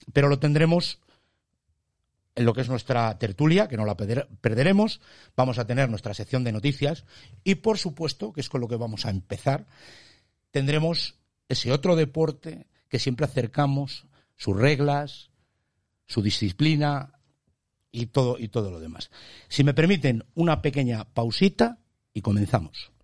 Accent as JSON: {"language": "Spanish", "town": "Tudela de Duero", "region": "Castile and León", "country": "Spain", "said": "yo tiro para mi pueblo, ha venido de Tudela de Duero"}